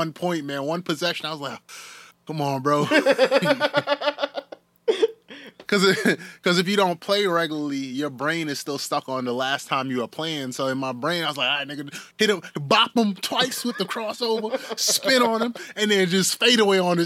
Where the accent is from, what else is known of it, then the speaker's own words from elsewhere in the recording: Northeast, United States; being Northerners, man, we're from the Northeast.